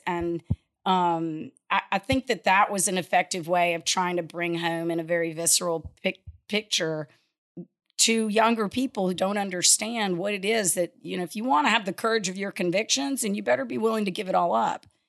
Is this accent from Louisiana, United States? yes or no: yes; Lafayette, Louisiana, United States; I grew up in Lafayette, um, went to high school in the late, you know, seventies